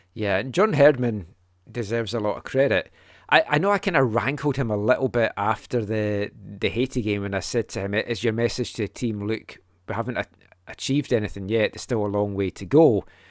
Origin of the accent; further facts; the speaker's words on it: Scotland, United Kingdom; a Scottish fan that grew up watching us qualify from the seventy-four to the ninety-eight World Cups